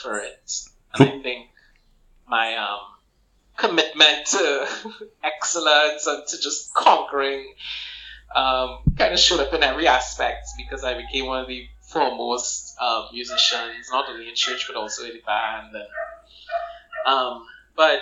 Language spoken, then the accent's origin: English; Port of Spain, Trinidad & Tobago; I grew up actually uniquely in St. Clair